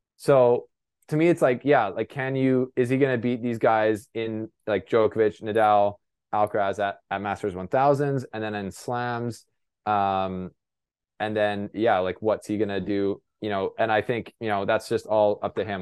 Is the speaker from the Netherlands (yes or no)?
no; Canada; I'm a Canadian reporter